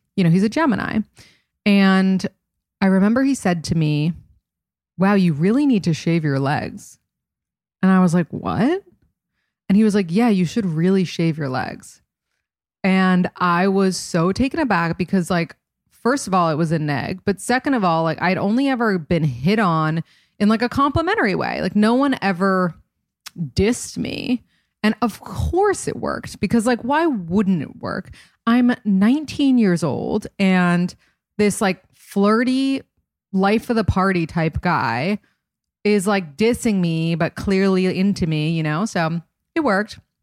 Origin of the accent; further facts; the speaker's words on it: New York City, New York, United States; I'm from New York City and I wanted to live in New York City